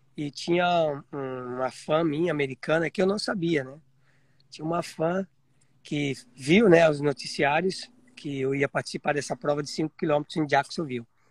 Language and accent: Portuguese; Piedade, São Paulo, Brazil; now in Florida, United States; Eu sou de Piedade, sou do interior de São, sou em Piedade, interior de São Paulo.